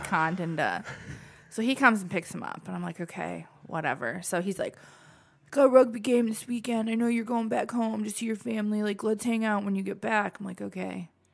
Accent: Perrysburg, Ohio, United States; moved away; also born or lived in Michigan; I'm from Perrysburg, Ohio

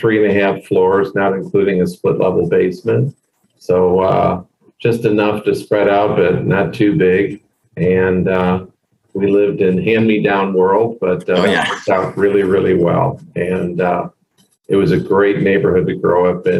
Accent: St. Louis, Missouri, United States; home for me was St. Louis. Grew up there, one of 11 children.

